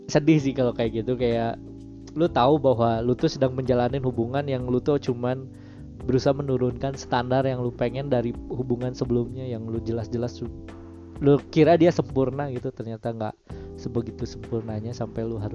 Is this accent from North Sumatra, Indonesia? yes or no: no; West Java, Indonesia; accent: Sundanese; lingkungan gue kan Sunda terus ngomong Sundanya kental banget